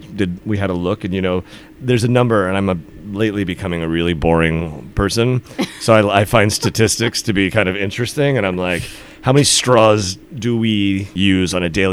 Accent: New York City, New York, United States; moved away as an adult; also born or lived in Nantucket / Finland; I'm from the New York City area originally

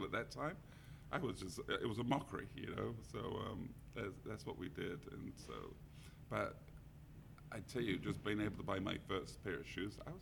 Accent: London, United Kingdom; now in San Francisco, United States; I grew up in around Wembley, where the big soccer stadium is

